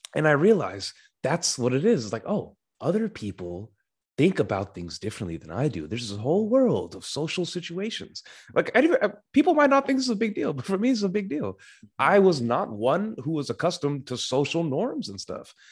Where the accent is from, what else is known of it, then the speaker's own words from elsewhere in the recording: Sacramento, California, United States; I was born and still reside in Sacramento, California, U S A.